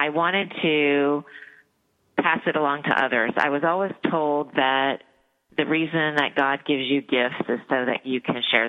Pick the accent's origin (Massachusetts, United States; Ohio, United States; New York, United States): Ohio, United States; Dayton; I grew up in Dayton, Ohio